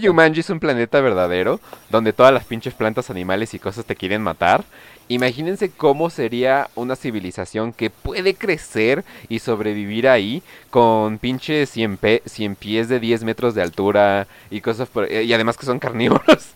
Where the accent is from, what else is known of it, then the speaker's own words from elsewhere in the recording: Sinaloa, Mexico; Sinaloa, de donde yo vengo